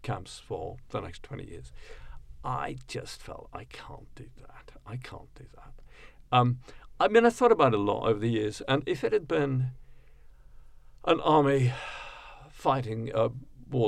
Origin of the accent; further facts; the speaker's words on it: Cape Town, Western Cape, South Africa; now in London, United Kingdom; I am a South African. I was born in that context. I was born in Cape Town. I grew up there.